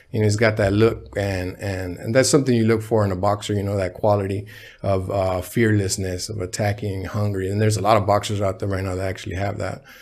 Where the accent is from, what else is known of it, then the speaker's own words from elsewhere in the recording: Ensenada, Baja California, Mexico; born there; moved away; They would send me back uh, to where I was born in Ensenada, Baja California, uh, with my grandma, rest in peace.